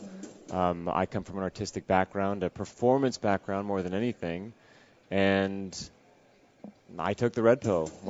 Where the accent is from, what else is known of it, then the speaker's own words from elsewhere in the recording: Los Angeles, California, United States; I grew up in Los Angeles